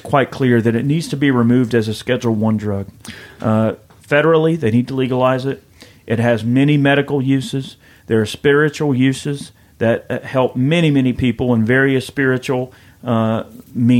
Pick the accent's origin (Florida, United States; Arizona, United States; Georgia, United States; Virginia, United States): Georgia, United States; I'm a redneck from Georgia.